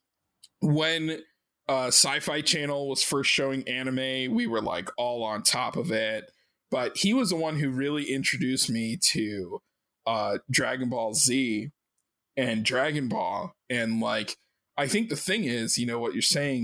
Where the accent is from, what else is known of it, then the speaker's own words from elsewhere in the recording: Maryland, United States; I grew up in Maryland and I lived maybe like 30 minutes from Baltimore